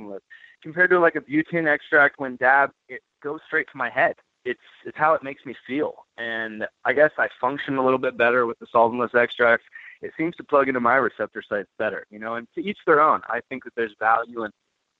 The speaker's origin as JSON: {"language": "English", "region": "Northern California", "country": "United States", "tie": "born or raised there", "said": "Growing up in Northern California"}